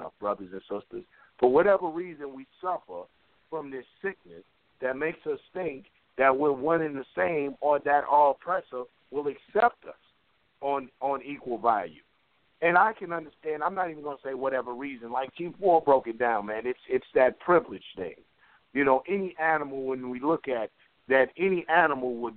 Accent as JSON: {"language": "English", "town": "Atlanta", "region": "Georgia", "country": "United States", "said": "I'm from Atlanta"}